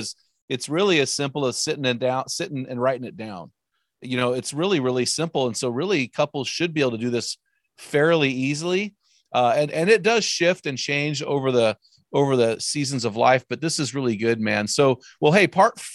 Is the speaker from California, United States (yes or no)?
yes; Southern California, United States; I grew up in Southern California